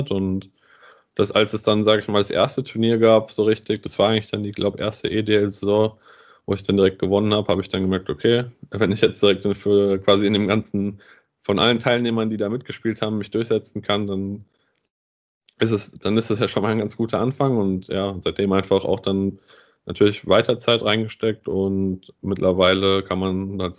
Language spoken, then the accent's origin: German; Bad Nauheim, Hesse, Germany; ich komme aus Bad Nauheim und mein Vater hat mich dann schon sehr, sehr früh einfach zu den Spielen hier beim, beim EC Bad Nauheim ähm, mitgenommen.